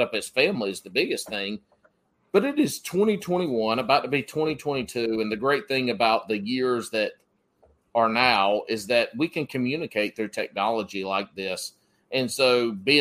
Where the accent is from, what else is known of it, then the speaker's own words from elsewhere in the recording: the South, United States; growing up in the South